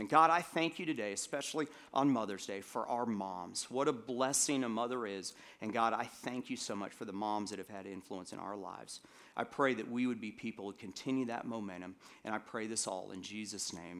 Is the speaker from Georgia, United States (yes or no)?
yes; Atlanta, Georgia, United States; I grew up in Atlanta, and, um, when I got into eighth grade, I, uh, we moved back to Atlanta for a second time, and I ended up living there for most through middle school and high school